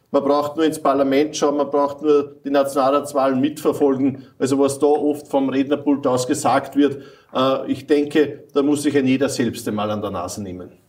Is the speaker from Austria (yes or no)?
yes; Lower Austria, Austria; Na, auf der einen Seite sind wir aus Niederösterreich natürlich sehr stolz auf die Goldmedaille